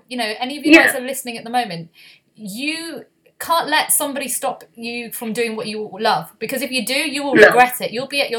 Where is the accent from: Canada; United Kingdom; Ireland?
United Kingdom; Leeds, Yorkshire and the Humber; moved away; I'm actually originally from Leeds. I'm from Harpz's ends, as I would say.